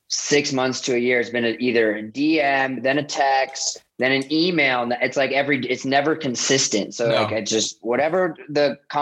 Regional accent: Columbus, Ohio, United States; I grew up outside Columbus, Ohio. So I'm a diehard Buckeye fan

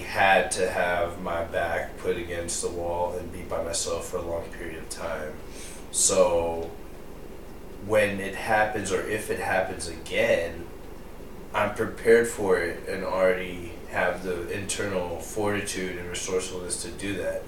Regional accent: United States; I am American, but I definitely in a lot of ways am more Indian than American in terms of principles and focus

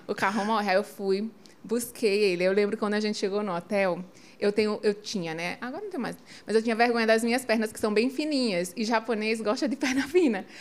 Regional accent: João Pessoa, Paraíba, Brazil; accent: nordestino; eu sou de João Pessoa

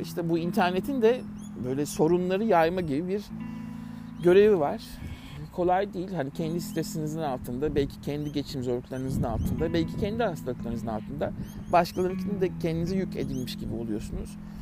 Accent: Turkey; moved away as an adult; bir Türk olarak

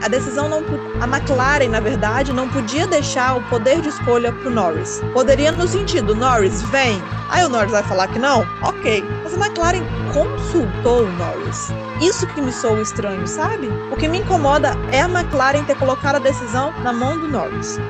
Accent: Espírito Santo, Brazil; eu sou capixaba, jornalista apaixonado pelo esporte.

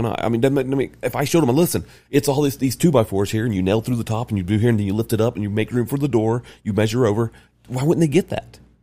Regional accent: the South, United States; moved away; I'm from the South, and I'm, gr, grew up L D S

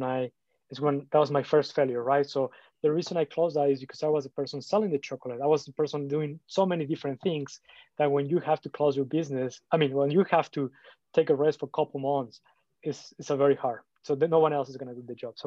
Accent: Mexico; English is a second language; moved away as an adult; also born or lived in United States / Canada; So I'm originally from Mexico. I went to school in the US, but I go back and forth between those two countries

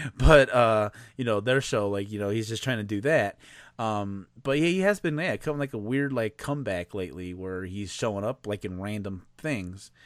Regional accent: Chicago, Illinois, United States; I'm from Chicago

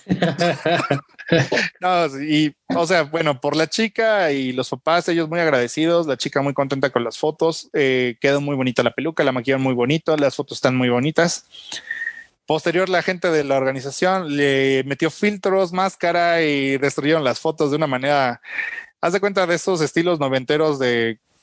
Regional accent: Mexico; Como mexicanos

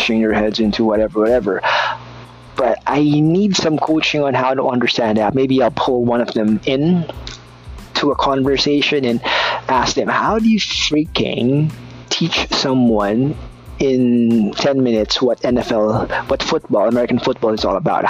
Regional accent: Philippines; I'm a Filipino, I'm brown

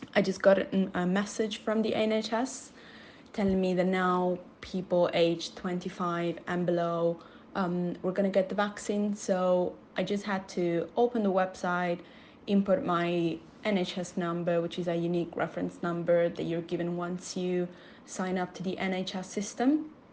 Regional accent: Italy; now in Manchester, United Kingdom; I'm from Italy and I'm currently living in the UK in Manchester.

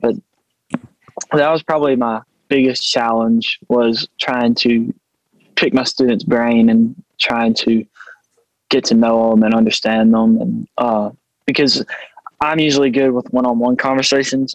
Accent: Thorsby, Alabama, United States; Thorsby, Alabama

